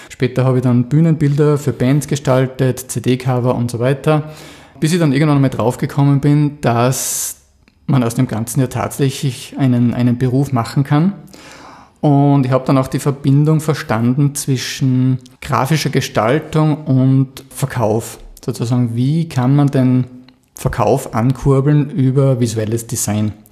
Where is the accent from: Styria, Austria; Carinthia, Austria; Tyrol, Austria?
Styria, Austria; Krieglach; Ja, ich komme aus Krieglach im Mürztal.